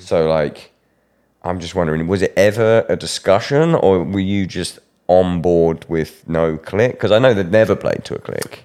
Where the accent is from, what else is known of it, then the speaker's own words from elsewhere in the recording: United Kingdom; me being British